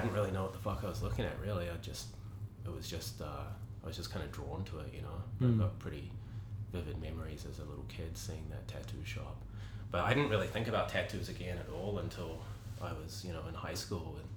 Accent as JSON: {"language": "English", "region": "Auckland", "country": "New Zealand", "tie": "born or raised there", "said": "I grew up in Grey Lynn, actually only about three blocks from Merv's shop at that time, which was on Richmond Road"}